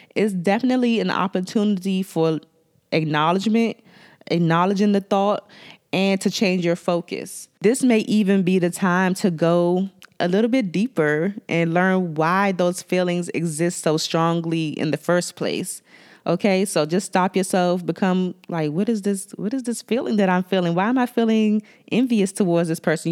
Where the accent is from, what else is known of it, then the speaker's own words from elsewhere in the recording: Washington, District of Columbia, United States; accent: DC; my D C accent